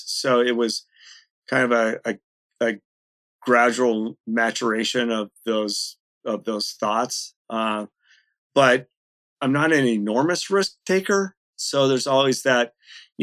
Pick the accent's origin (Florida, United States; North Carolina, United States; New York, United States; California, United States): California, United States; moved away as an adult; also born or lived in Washington; now in Seattle-Tacoma area, United States; I grew up in California. I came up from California to the University of Washington